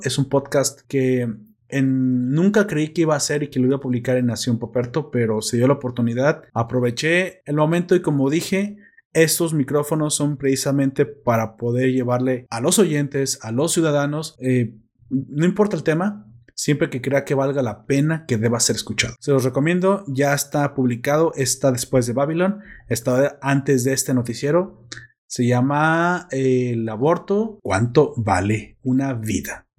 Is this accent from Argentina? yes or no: no; Mexico; como soy mexicano